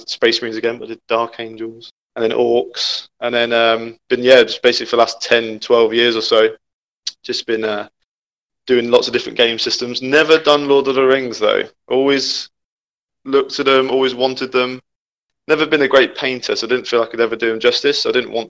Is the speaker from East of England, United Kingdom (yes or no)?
yes; Peterborough, East of England, United Kingdom; also born or lived in London; when I moved up to Peterborough from London, some of my friends at school did 40K